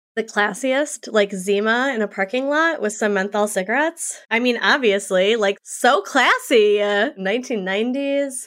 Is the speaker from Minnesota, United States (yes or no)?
yes; Saint Paul, Minnesota, United States; also born or lived in New York; I grew up in Saint Paul, Minnesota. I live outside of there